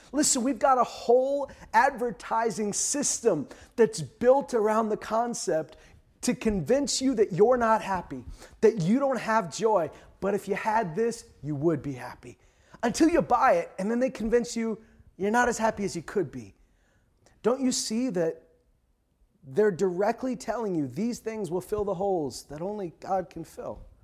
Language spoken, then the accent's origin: English; Canada; a lot of us grew up, uh, in Canada watching Canadian T V